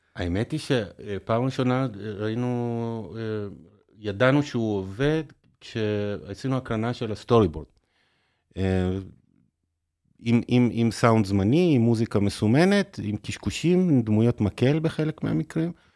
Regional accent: Haifa, Haifa District, Israel; גדלתי בחיפה

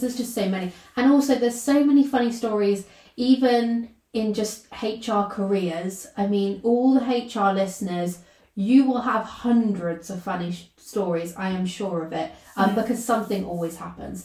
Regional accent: United Kingdom; first language English; English is my mother tongue and I'm British

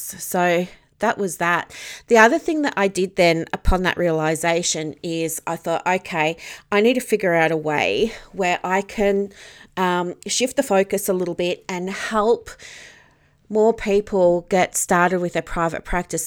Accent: Victoria, Australia; I'm from Victoria

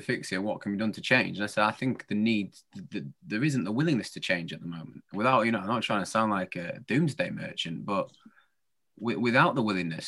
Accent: Yorkshire and the Humber, United Kingdom; As a Yorkshireman

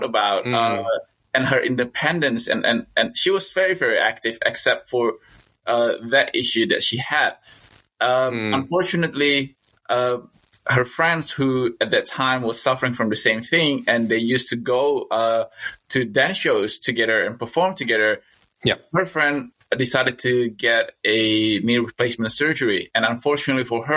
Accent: Indonesia; also born or lived in Newcastle, Australia; now in Australia; I was born in Indonesia of a Chinese descent

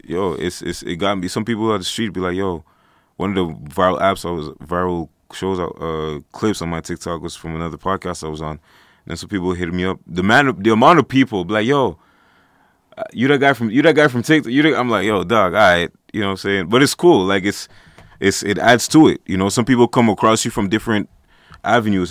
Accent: Montreal, Quebec, Canada; I'm an artist. I'm from Montreal, Canada.

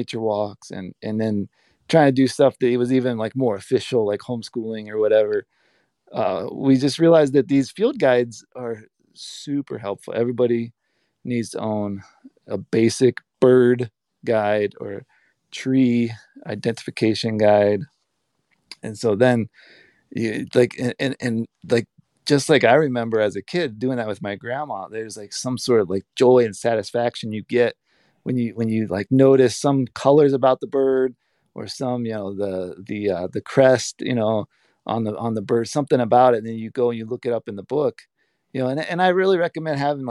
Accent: Canton, Ohio, United States; I grew up in Canton, Ohio, born and raised in suburbia

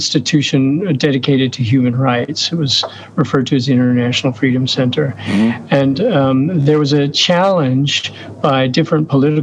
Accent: United States; moved away; also born or lived in Oslo, Norway; I'm an American citizen

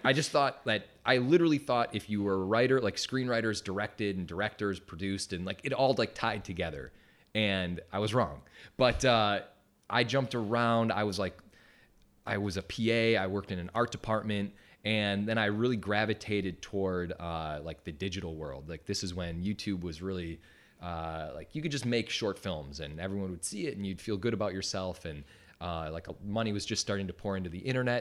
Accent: Wisconsin, United States; moved away as an adult; I'm from Wisconsin.

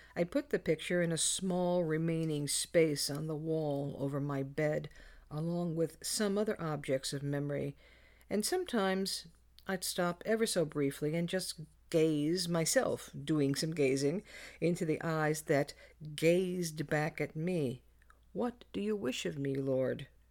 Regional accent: New York City, New York, United States; growing up in the Bronx

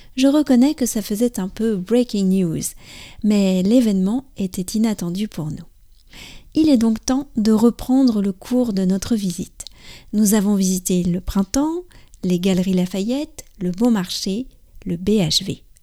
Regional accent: France; je suis française j'habite près de Paris

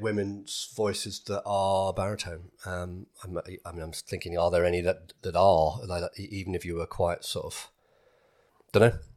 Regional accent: United Kingdom; being British

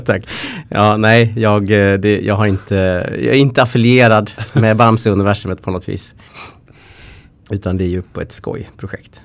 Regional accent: Linghed, Dalarna County, Sweden; also born or lived in Västergötland; jag är uppvuxen i en liten by utanför Falun i Dalarna som heter Linghed.

